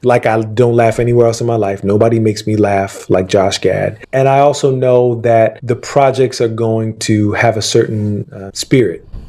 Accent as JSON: {"language": "English", "town": "Philadelphia", "region": "Pennsylvania", "country": "United States", "tie": "born or raised there", "said": "I grew up in Philadelphia"}